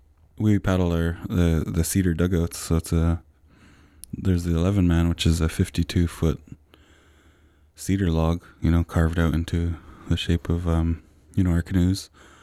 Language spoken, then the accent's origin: English; Brentwood Bay, British Columbia, Canada; I'm from the Sartlip First Nation out in Brentwood Bay.